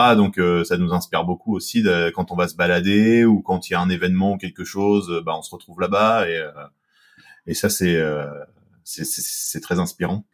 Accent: Seine-Maritime, Normandy, France; on est de la Seine-Maritime

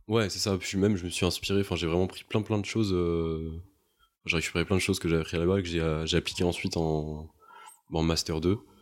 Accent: Montpellier, Occitania, France; moved away as an adult; now in Paris, France; Mais moi, je viens de Montpellier. Je suis parti de Montpellier pour aller à Paris

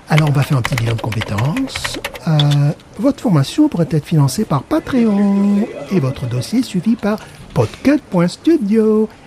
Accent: Thessaloniki, Central Macedonia, Greece; accent: Thessaloniki; French is a second language; mais j'ai un accent très fort de Thessalonique.

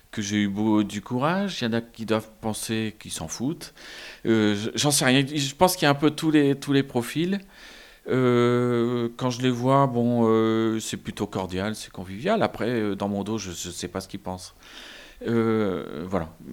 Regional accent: Lille, Hauts-de-France, France; born there; moved away as an adult; also born or lived in Paris; Je suis né à Lille, mais je, je, suis parti sur Paris. Je me suis marié à Paris avec une Bretonne et on a eu des enfants.

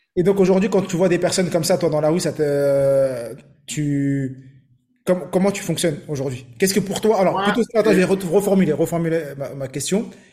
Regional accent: Morocco; je suis marocain

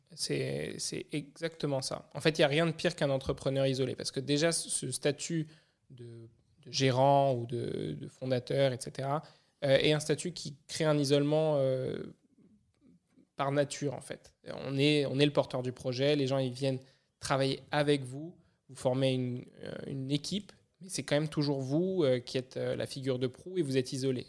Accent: Paris, Île-de-France, France; moved away; je suis natif de Paris

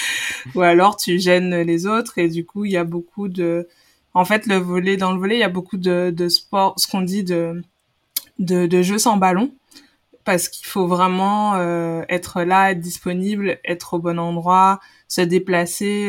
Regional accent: Guadeloupe; moved away as an adult; also born or lived in Paris, France; je viens de, de la Guadeloupe je suis arrivée euh, dans l'hexagone en métropole euh, j'avais 17 ans après mon baccalauréat

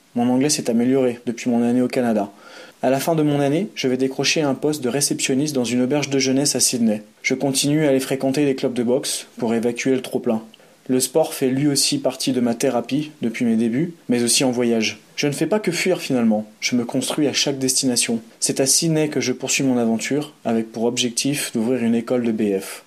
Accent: Aix-les-Bains, Auvergne-Rhône-Alpes, France; moved away as an adult; now in Geneva, Switzerland; ma ville natale, Aix-les-Bains.

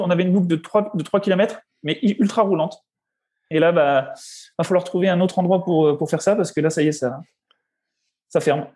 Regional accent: Besançon, Bourgogne-Franche-Comté, France; moved away; Je suis né à Besançon le 10 juillet 1990.

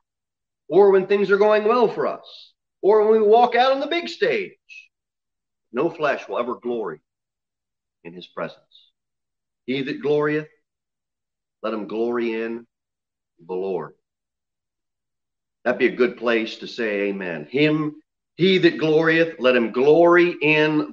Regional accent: the South, United States; I'm from the South

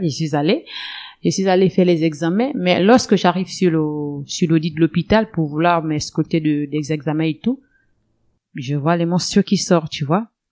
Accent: Lastoursville, Ogooué-Lolo, Gabon; moved away as an adult; now in Moanda, Gabon; ma ville natale, elle est de Lastoville

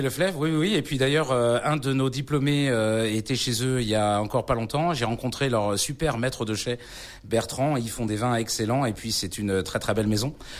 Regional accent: Brittany, France; Je suis moi-même originaire de l'Ouest

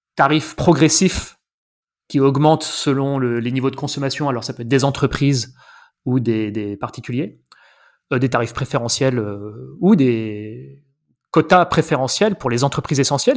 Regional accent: Paris, Île-de-France, France; also born or lived in Ariège; je suis parisien. Euh, j'ai vécu une bonne partie de ma vie à Paris

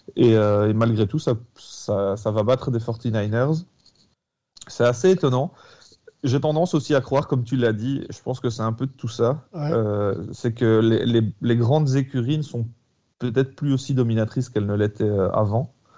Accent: Belgium; en tant que Belge

